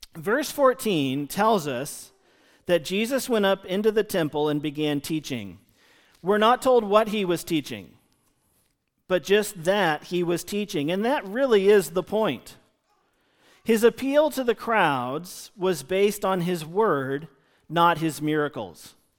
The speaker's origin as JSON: {"language": "English", "country": "United States", "said": "we as American Christians living in two thousand twenty"}